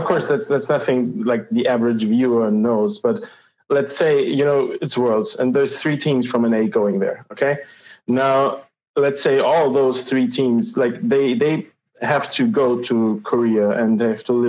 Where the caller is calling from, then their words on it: Vienna, Austria; I'm calling from Vienna, Austria.